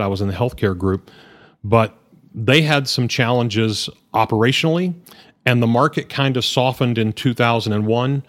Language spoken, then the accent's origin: English; Hereford, Texas, United States; also born or lived in Lubbock; I grew up in Hereford, uh, born and raised in the region